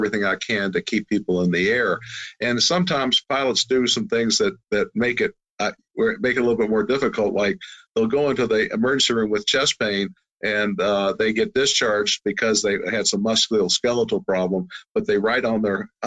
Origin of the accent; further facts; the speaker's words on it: Louisville, Kentucky, United States; I grew up in Louisville, Kentucky